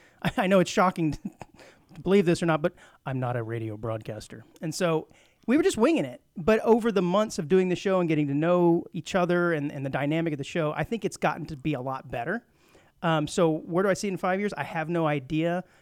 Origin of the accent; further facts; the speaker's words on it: Rio Grande Valley, Texas, United States; also born or lived in Fort Worth, Texas; now in Montgomery County, Texas, United States; I grew up in the Rio Grande Valley, way down southern tip by South Padre Island